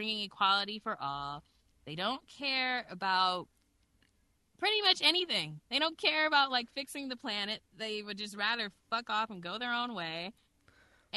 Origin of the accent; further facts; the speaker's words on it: United States; me as an American, a regular American